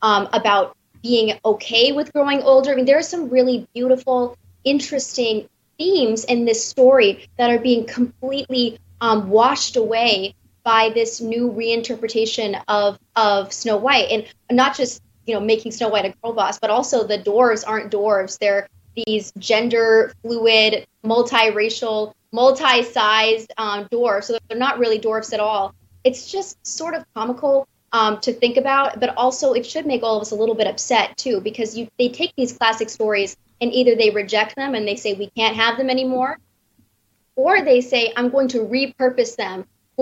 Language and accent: English; Wisconsin, United States; I'm from Wisconsin